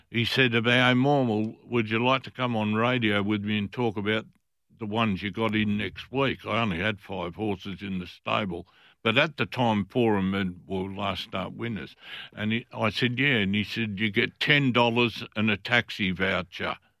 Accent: Fremantle, Western Australia, Australia; I was from Fremantle. Fremantle people looked after each other.

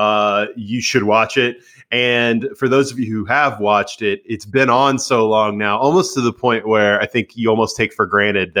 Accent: United States; the way we grew up in America

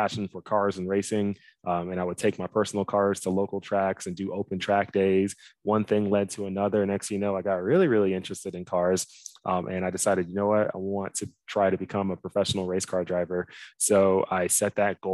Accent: Dallas, Texas, United States; moved away as an adult; originally I'm from Dallas, Texas. I grew up there pretty much my whole life.

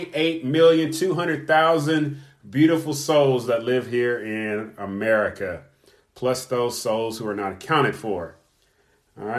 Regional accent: Kentucky, United States; moved away; also born or lived in California; the state of Kentucky, my home state

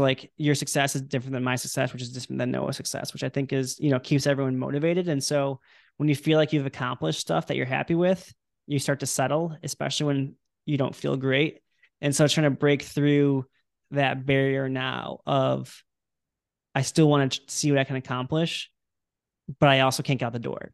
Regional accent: Illinois, United States; I'm from Illinois

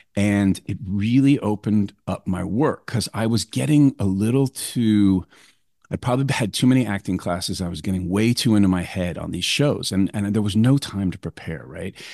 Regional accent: New York City, New York, United States; moved away as an adult; I grew up in New York

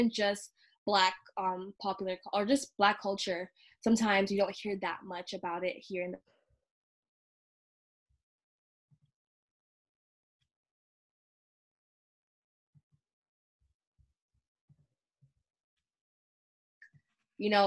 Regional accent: Michigan, United States; I'm from Michigan

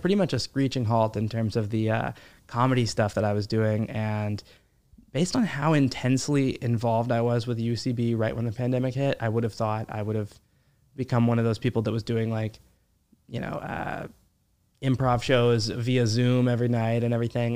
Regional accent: Midland, Texas, United States; moved away as an adult; also born or lived in Fort Worth, Texas; now in New York, United States; I grew up in Midland, Texas

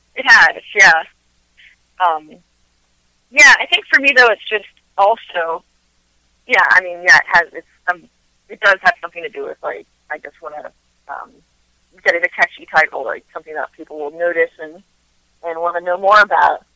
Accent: Front Royal, Virginia, United States; also born or lived in Nashville, Tennessee / Winchester, Virginia; I grew up in Front Royal

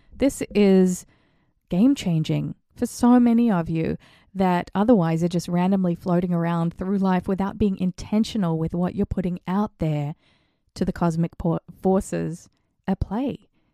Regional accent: Australia; now in The Hamptons, United States; growing up in Australia

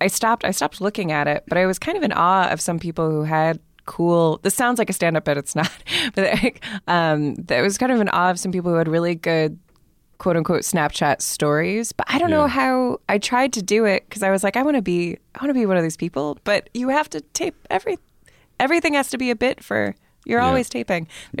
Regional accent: California, United States; I'm from California.

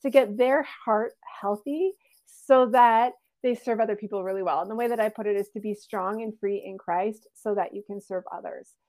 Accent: Canada; also born or lived in Alberta; I'm from Canada. I live in Alberta, close to Banff and the Rockies

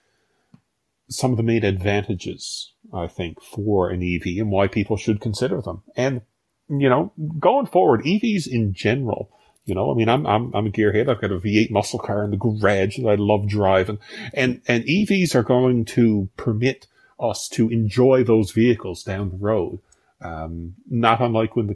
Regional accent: rural Newfoundland, Newfoundland and Labrador, Canada; I'm from rural Newfoundland. So if growing up in Tollengate

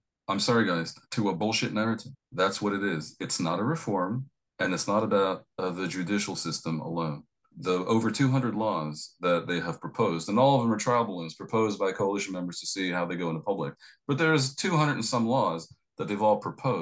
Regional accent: United States; accent: American; now in Tel Aviv, Israel; obviously I'm American.

